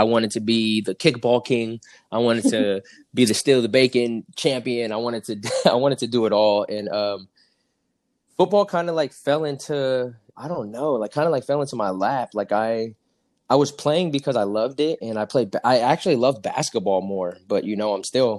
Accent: Seaside, California, United States; also born or lived in Philadelphia, Pennsylvania / Los Altos, California / Saratoga, California; My mom hopped on a train and she took us to California. So I tell everyone I'm from California. I was actually born in Philadelphia, but I was raised in California.

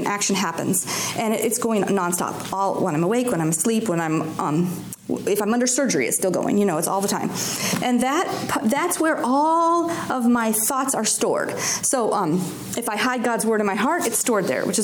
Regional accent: Alaska, United States; I grew up in Alaska

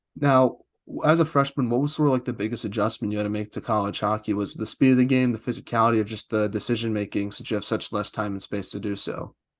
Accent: East Coast, United States; I'm from the East Coast

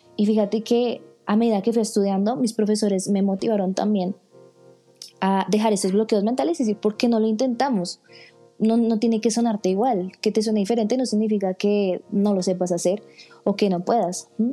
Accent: Colombia; soy de Colombia

